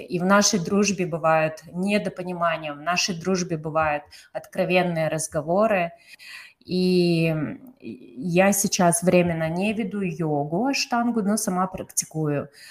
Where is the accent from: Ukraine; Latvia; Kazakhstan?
Kazakhstan; я из Казахстана